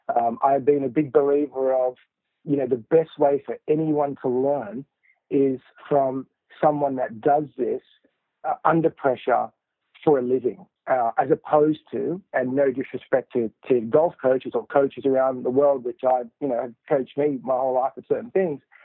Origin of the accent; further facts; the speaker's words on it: Sydney, New South Wales, Australia; in Australia is where I grew up in Sydney